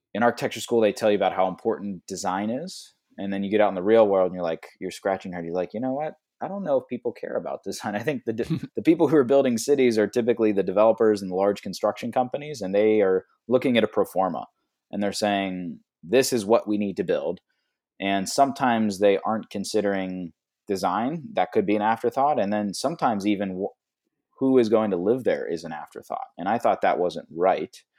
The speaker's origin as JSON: {"language": "English", "town": "Pittsburgh", "region": "Pennsylvania", "country": "United States", "said": "I'm actually originally from Pittsburgh"}